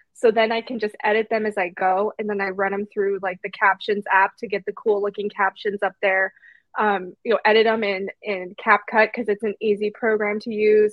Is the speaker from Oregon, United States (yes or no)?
yes; Canby, Oregon, United States; my hometown of Canby